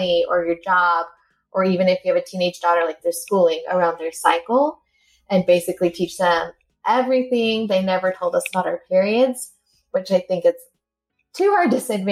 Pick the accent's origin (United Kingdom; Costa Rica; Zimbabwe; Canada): Costa Rica; now in Utah, United States; I am originally from Costa Rica, but right now I live in Utah